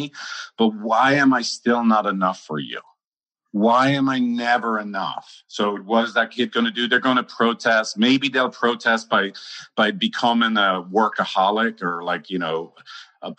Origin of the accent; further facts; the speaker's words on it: Ireland; I'm Irish